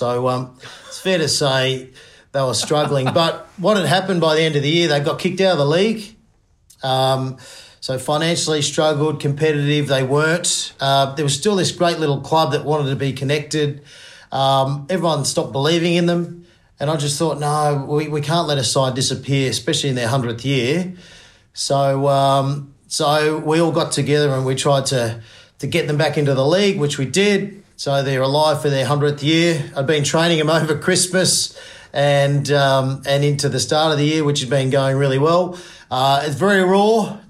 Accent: Finley, New South Wales, Australia; Yeah, I grew up in Findlay, New South Wales, with my mum, single mother, and an older brother, Andrew, younger brother, Justin

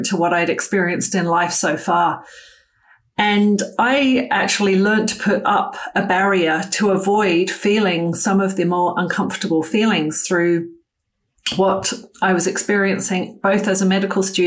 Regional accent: United Kingdom; moved away as an adult; I grew up in the United Kingdom until my early 20s, after I'd finished my medical school training and first year as an intern

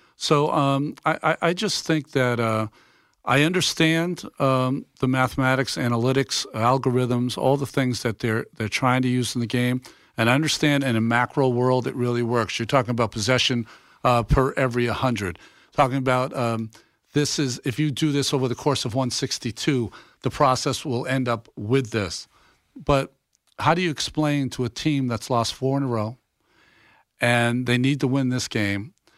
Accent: Massachusetts, United States; I'm a kid from Massachusetts and I'm fifty-seven years old

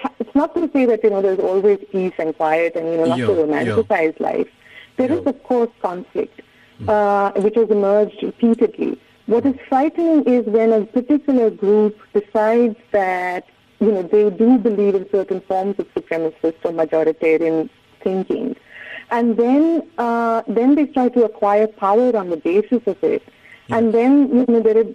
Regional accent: India; growing up, I grew up in India

